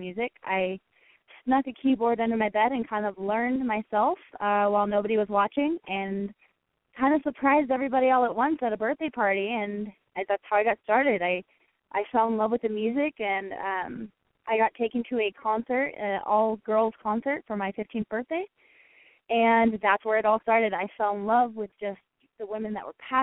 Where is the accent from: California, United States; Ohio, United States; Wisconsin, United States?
California, United States; Murrieta; moved away; I am originally from Marietta, California.